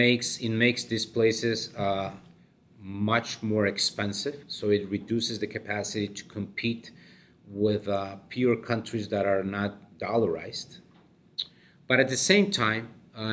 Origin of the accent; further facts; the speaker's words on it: Colombia; my home country, Colombia